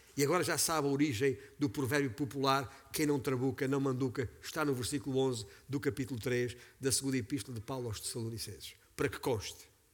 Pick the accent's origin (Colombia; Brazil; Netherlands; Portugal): Portugal; Beja, Alentejo; sou alentejano por sangue, nascido e criado na cidade de Beja, capital do Baixo Alentejo